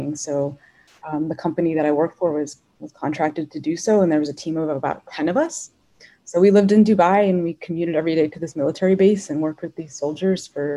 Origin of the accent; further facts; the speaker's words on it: United States; as an American woman